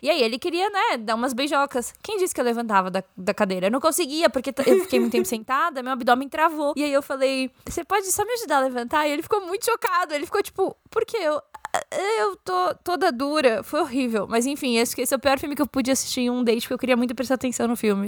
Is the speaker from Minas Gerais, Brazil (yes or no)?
no; São Paulo, Brazil; eu nasci em São Paulo